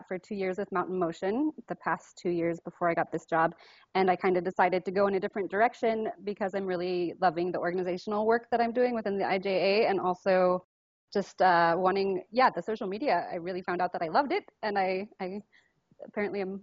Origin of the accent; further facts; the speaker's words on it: Murphys, California, United States; I grew up in, it's this little town called Murphy's, California. It's up in the Sierra Nevada mountains